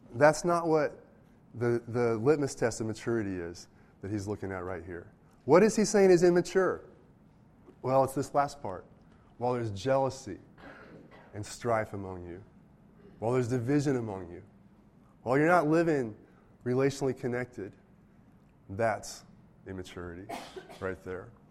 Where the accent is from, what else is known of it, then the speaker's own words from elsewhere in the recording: United States; I'm an American, and I'm of European descent